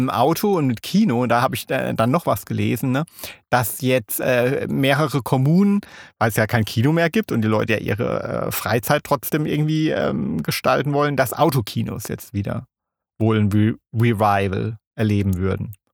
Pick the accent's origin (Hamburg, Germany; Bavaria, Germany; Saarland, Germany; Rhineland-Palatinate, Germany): Rhineland-Palatinate, Germany; Kaiserslautern; ich bin ja in Kaiserslautern aufgewachsen